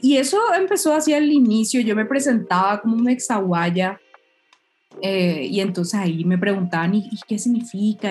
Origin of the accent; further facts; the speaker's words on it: Paraguay; moved away as an adult; now in Mexico; somos dos paraguayas